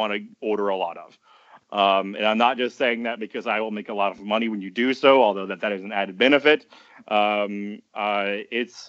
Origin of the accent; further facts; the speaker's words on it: Garland, Texas, United States; now in Austin, United States; I'm from Garland.